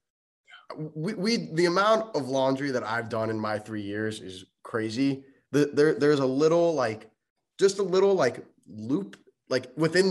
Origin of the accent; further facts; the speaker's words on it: Boca Raton, Florida, United States; So I'm from South Florida. I'm from Boca Raton